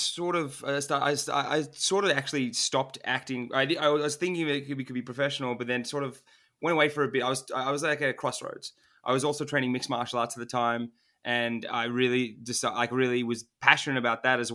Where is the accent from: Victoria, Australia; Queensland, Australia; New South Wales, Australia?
Victoria, Australia; Melbourne; first language Turkish; English is a second language; I was born in Melbourne, Australia. So I'm first generation